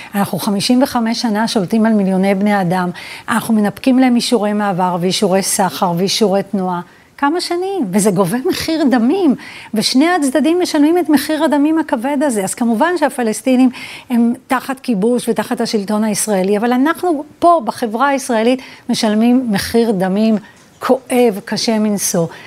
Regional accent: Petah Tikva, Central District, Israel; also born or lived in Vilnius / Pardes Rubin (Givat Shmuel); ואז עברנו לפתח תקווה, אה, לשכונת ילדותי

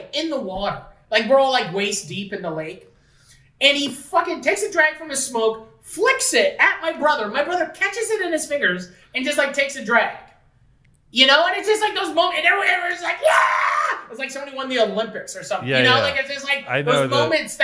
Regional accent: Fort Erie, Ontario, Canada; we were from Fort Erie

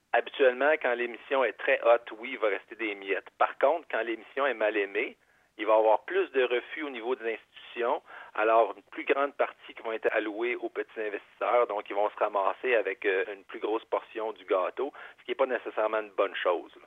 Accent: Quebec, Canada; on est québécois

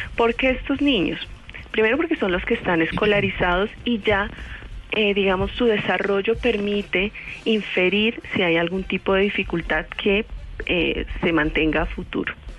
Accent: Colombia; como colombianos

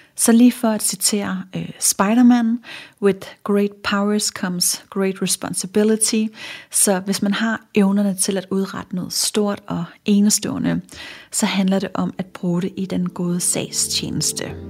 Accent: Funen, Southern Denmark, Denmark; nu er jeg fra Fyn

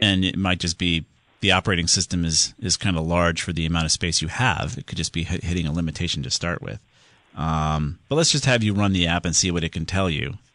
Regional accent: Southington, Connecticut, United States; down there in Southington, my hometown

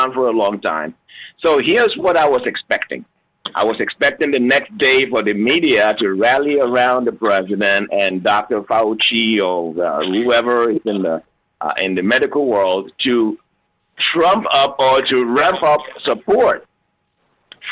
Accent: Lagos, Nigeria; now in United States; I grew up in Lagos, Nigeria. I was born in Lagos, Nigeria

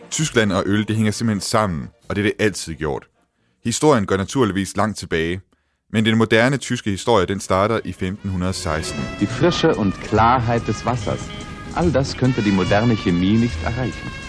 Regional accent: Denmark; fordi vi er danskere.

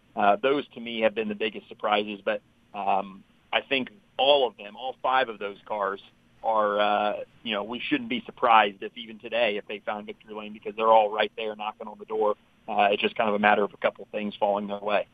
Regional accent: Indianapolis, Indiana, United States; I'm I'm originally from Indianapolis, and uh, so I've grown up, you know, going to the Indy 500

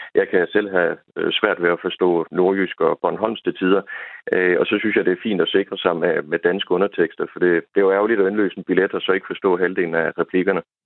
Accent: Southern Jutland, Southern Denmark, Denmark; jeg kommer jo selv fra Sønderjylland

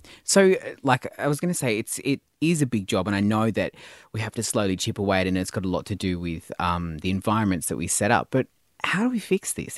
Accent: Tasmania, Australia; I was born in Tasmania

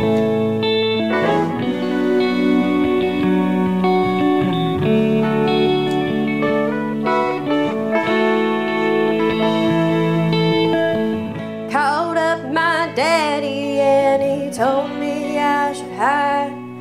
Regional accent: West Virginia, United States; moved away as an adult; now in Columbus, United States; I'm from West Virginia.

